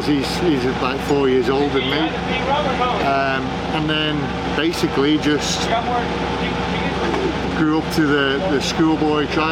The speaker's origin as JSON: {"language": "English", "country": "Isle of Man", "said": "I come from the Isle of Man"}